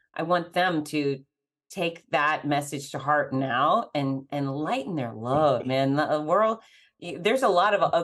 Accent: Fort Lauderdale, Florida, United States; my history of growing up in Fort Lauderdale

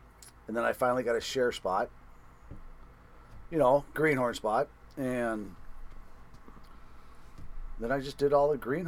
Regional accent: Bellingham, Washington, United States; also born or lived in Alaska; I was born in Bellingham, Washington, and my uncles brought me to the fishery. Grew up fishing salmon in Puget Sound.

